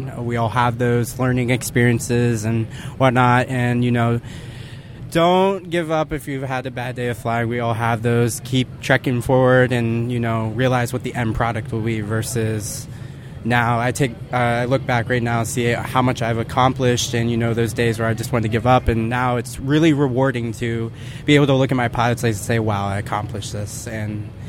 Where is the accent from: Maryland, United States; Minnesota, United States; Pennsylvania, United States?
Pennsylvania, United States